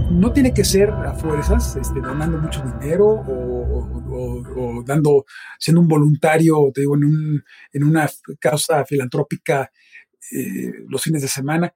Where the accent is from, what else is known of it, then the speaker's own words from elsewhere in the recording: Mexico City, Mexico; also born or lived in Boston; yo nací en la Ciudad de México. He pasado la mayor parte de mi vida aquí.